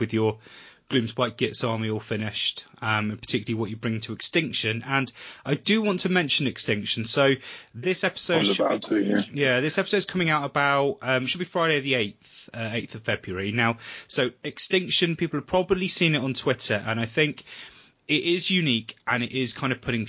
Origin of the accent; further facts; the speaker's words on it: Weymouth, South West England, United Kingdom; Weymouth, which is my hometown